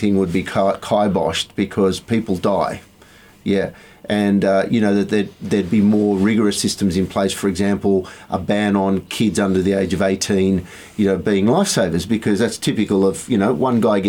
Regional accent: Sydney, New South Wales, Australia; I grew up in Surrey Hills, and I used to catch a bus down to Coogee, Clovelly, Bondi

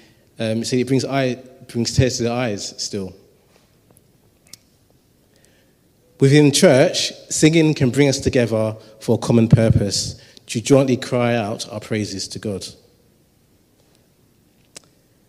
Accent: London, United Kingdom; I grew up in Tower Hamlets.

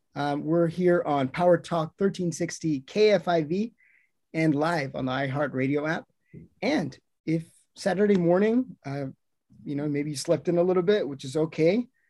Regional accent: Modesto, California, United States; I grew up here in Modesto. I grew up in the south side of Modesto.

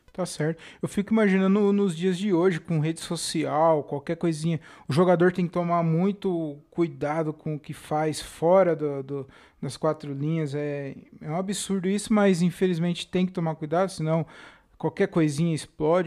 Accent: Jundiaí, São Paulo, Brazil; also born or lived in Tanabi; Eu nasci lá em Tanabi e vim para Jundiaí muito pequeno

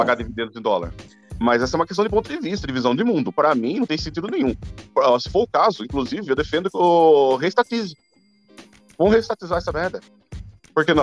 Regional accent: interior of São Paulo, Brazil; eu sou do interior de São Paulo

